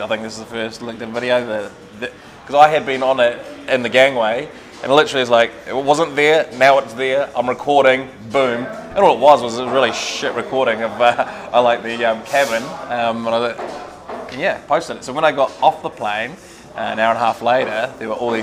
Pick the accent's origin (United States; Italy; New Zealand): New Zealand; Dunedin, Otago; moved away; I'm just a little kid from Dunedin